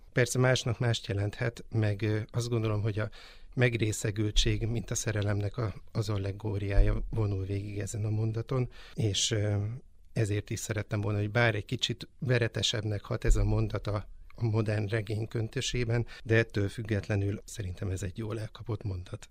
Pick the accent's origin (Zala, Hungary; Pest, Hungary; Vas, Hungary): Pest, Hungary; Pilisszentiván; now in Mende, Hungary; Én, ö, Pilis Szent Imánról származom